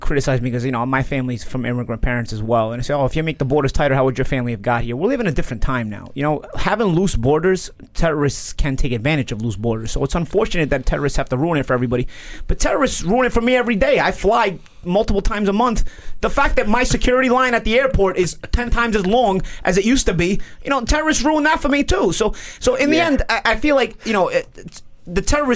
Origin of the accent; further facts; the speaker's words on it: New York City, New York, United States; But we're from Brooklyn. We're from Brooklyn, though.